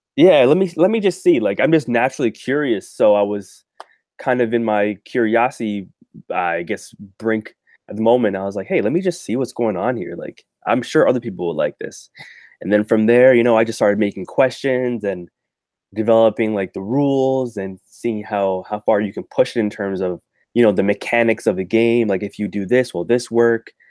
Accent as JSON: {"language": "English", "town": "Toronto", "region": "Ontario", "country": "Canada", "said": "I'm from Toronto, Canada"}